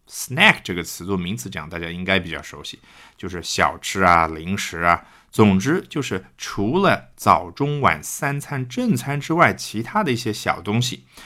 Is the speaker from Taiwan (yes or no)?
no; China; 我们中国人